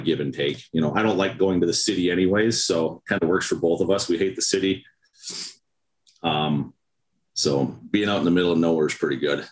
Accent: Winnipeg, Manitoba, Canada; also born or lived in Calgary; I was born in Winnipeg and Manitoba.

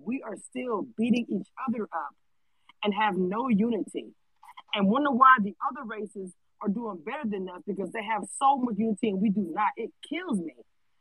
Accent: Louisiana, United States; I'm from Louisiana

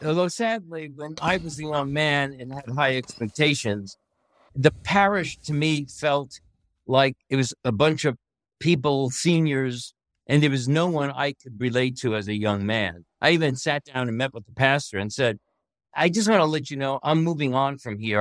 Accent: New York City, New York, United States; moved away as an adult; I'm from Brooklyn, New York. I grew up in a redemptorist parish

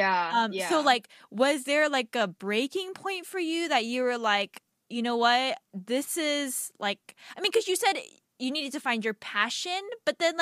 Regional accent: Atlanta, Georgia, United States; born or raised there; also born or lived in Anaheim, California

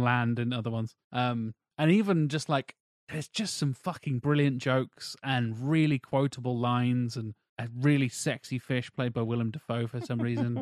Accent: England, United Kingdom; in England, like growing up in our, in our education system

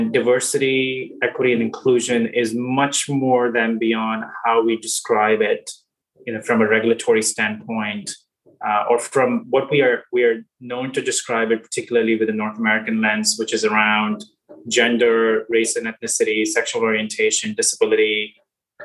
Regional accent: India; moved away; also born or lived in Singapore; I grew up in India and then have had the pleasure of living and working in different countries

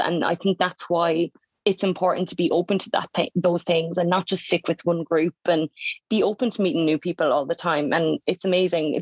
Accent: Mallow, Munster, Ireland; moved away as an adult; now in Melbourne, Australia; I'm from a small little town called Mallow in County Cork, which is in the south of Ireland

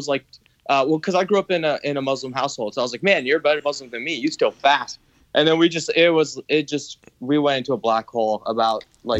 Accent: Southern California, United States; also born or lived in Granada Hills; born and raised in Southern California.

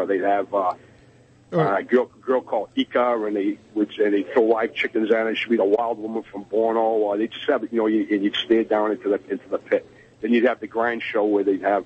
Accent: New Bedford, Massachusetts, United States; I'm from the South End

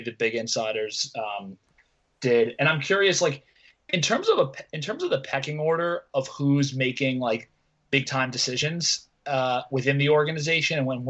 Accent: Westchester, New York, United States; I'm from Westchester

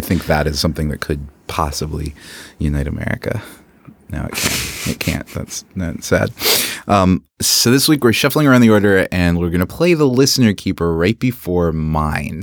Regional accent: Philippines; now in Canada; I am an immigrant from the Philippines

